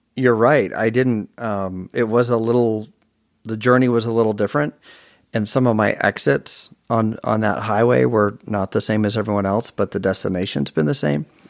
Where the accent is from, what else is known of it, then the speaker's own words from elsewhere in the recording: Virginia, United States; also born or lived in Chicago, Illinois / Provo, Utah; we moved to Virginia from Chicago